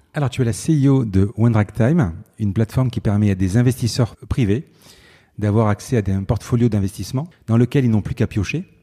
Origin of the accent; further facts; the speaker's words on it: Marseille, Provence-Alpes-Côte d'Azur, France; je suis de Marseille